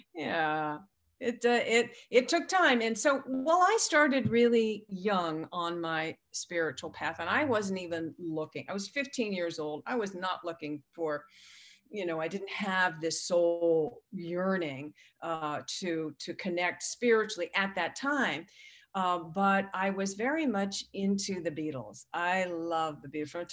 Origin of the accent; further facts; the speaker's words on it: San Diego, California, United States; I grew up in San Diego